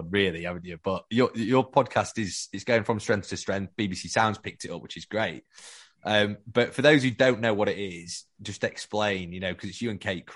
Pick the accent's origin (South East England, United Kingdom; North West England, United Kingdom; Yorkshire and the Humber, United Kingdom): Yorkshire and the Humber, United Kingdom; Sheffield; we're both from Sheffield, so we're Yorkshiremen